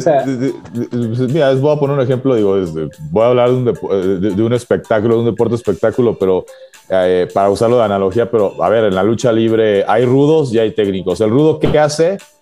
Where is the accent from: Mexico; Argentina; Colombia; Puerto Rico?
Mexico; yo lo digo como mexicano de este lado